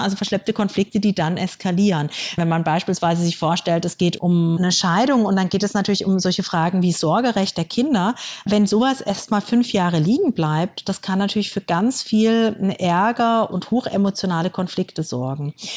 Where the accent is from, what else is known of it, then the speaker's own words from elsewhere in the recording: Germany; Bei uns in Deutschland